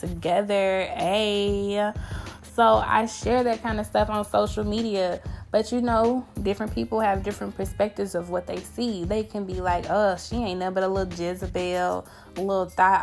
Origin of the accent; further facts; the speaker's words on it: Grenada, Mississippi, United States; I grew up in a small town. I'm from Mississippi.